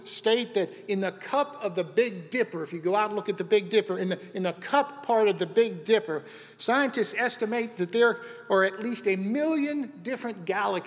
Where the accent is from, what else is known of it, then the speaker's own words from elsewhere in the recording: Western Pennsylvania, United States; When I was a kid growing up, I grew up in Western Pennsylvania.